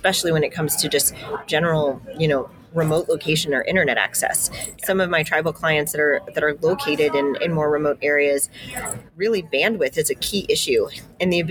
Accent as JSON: {"language": "English", "town": "Denver", "region": "Colorado", "country": "United States", "tie": "born or raised there", "said": "I grew up in Denver"}